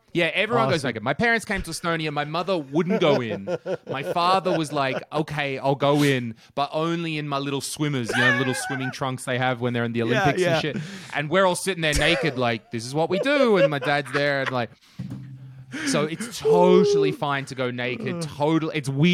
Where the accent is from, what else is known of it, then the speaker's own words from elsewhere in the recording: Australia; As an Australian person, I also had that question when I first arrived.